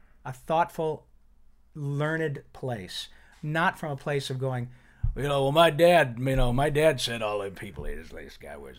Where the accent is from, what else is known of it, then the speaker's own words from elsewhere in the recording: Flint, Michigan, United States; now in California, United States; I grew up in Flint, Michigan